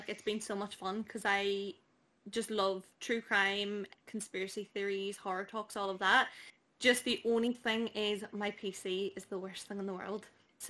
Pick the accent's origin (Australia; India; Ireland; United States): Ireland; Dublin, Leinster; now in Derry, United Kingdom; So I am originally from Dublin, but I definitely don't sound it. I'm based in Derry now. So I've kind of like picked up that accent anyway, and I am just turned 24.